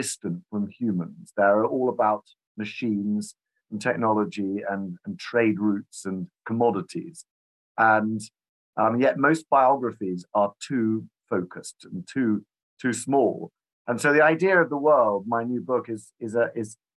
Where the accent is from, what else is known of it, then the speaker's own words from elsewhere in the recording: United Kingdom; I'm a British historian